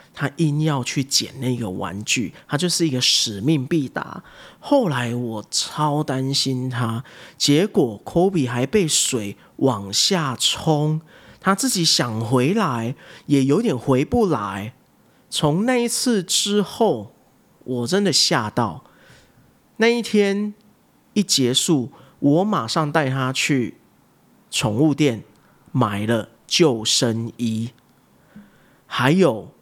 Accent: Taiwan; moved away as an adult; also born or lived in United States; 我在台湾我其实是一个都市长大的小孩

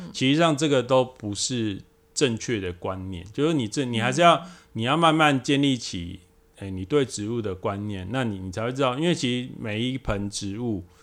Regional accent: Taiwan; 我们台湾这边

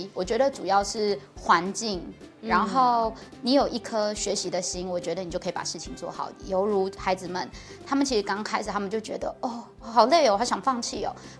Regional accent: Orchid Island, Taitung County, Taiwan; moved away as an adult; also born or lived in Taichung; 我在台中工作很久，我才回到家乡服务这样子。

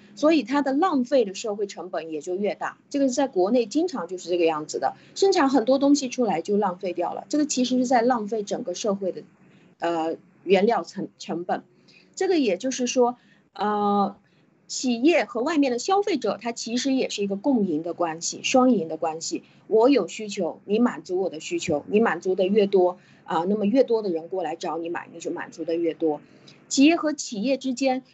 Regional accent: China; 我们中国人

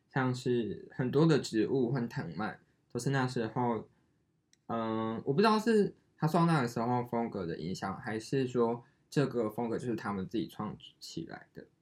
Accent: Taiwan; 我是台湾。哎，我们这样会不会被消失啊？

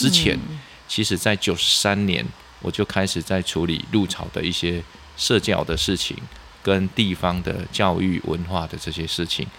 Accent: Lunbei, Yunlin County, Taiwan; 好，呃，我是云林的的子弟啦，哈，那是仑背乡。那因为我读书在嘉义师院，在民雄。

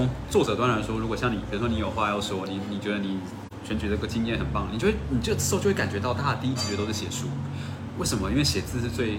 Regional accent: Taoyuan, Taiwan; 像我是桃园人啊，

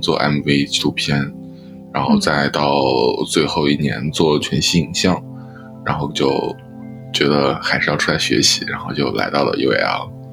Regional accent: Taiyuan, Shanxi, China; moved away as an adult; now in London, United Kingdom; 我是出生于山西省太原市，然后就是一个比较，比较算是内陆的一个省会城市吧

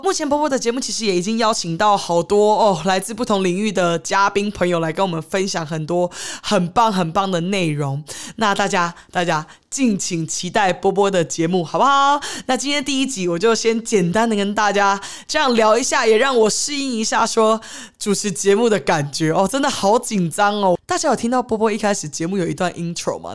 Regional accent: Taiwan; also born or lived in Los Angeles, United States; 我从小其实是在台湾长大的。那我呃，国中、高中的时候，就只是寒暑假会去呃美国游学，看奶奶

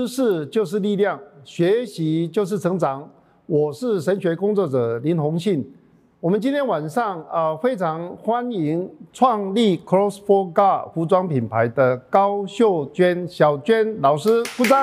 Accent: Taichung, Taiwan; 在台中来讲，我们是比较落后未开花的一区

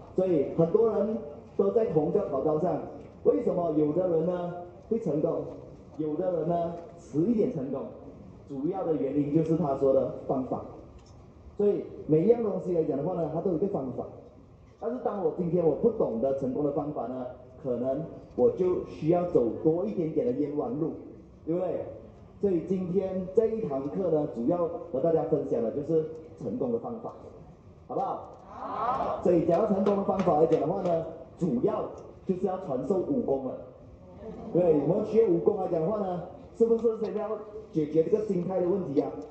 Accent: Malaysia; 我来自马来西亚

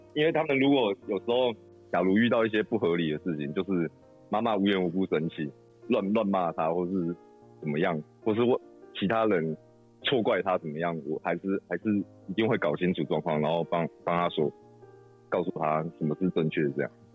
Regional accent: Zhongli, Taoyuan, Taiwan; 我一直，一直都是中立人

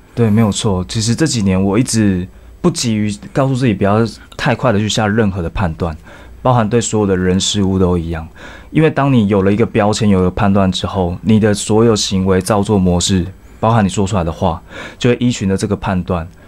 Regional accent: Tainan, Taiwan; 因为我那时候高中念的是台南二中。是台南人

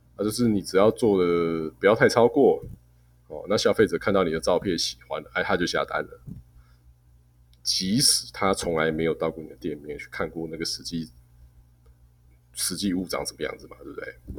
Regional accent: Taiwan; 我们台湾人不要，把自己看得太先进

